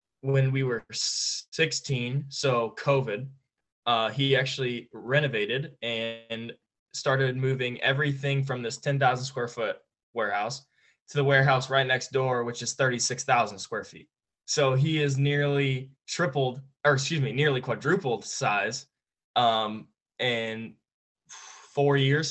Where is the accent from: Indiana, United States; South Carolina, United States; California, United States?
Indiana, United States; Franklin; play in front of my hometown again